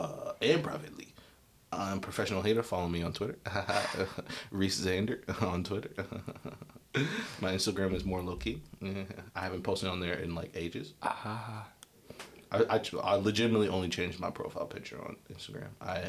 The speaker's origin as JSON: {"language": "English", "country": "Jamaica", "said": "I'm the Jamaican, bro."}